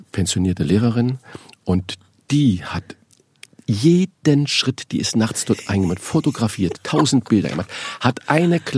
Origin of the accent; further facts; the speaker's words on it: Saarland, Germany; born there; ich bin ja gebürtiger Saarländer, dass man sich mal ein Ei irgendwo leiht.